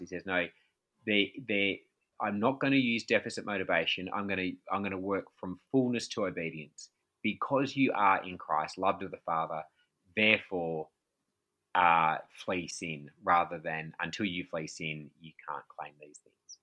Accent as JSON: {"language": "English", "country": "Australia", "said": "I'm from Australia"}